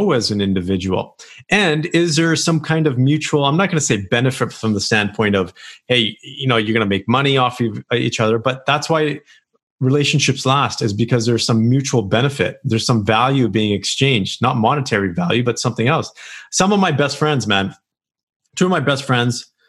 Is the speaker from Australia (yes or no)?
no; Canada; here in Canada